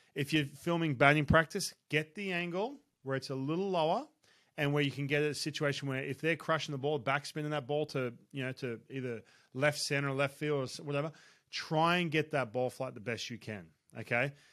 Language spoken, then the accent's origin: English; Australia; I grew up in Australia